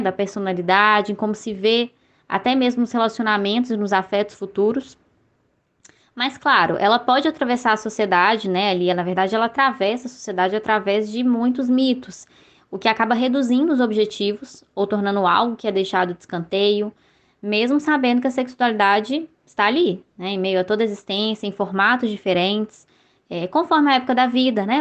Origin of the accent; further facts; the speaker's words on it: Belo Horizonte, Minas Gerais, Brazil; eu sou aqui de BH